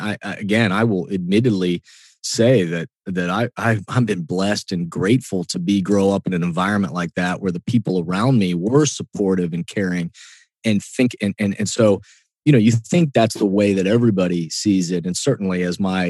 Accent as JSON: {"language": "English", "town": "Columbus", "region": "Ohio", "country": "United States", "tie": "born or raised there", "also_born_or_lived": "Egypt", "said": "I'm born and raised in Columbus"}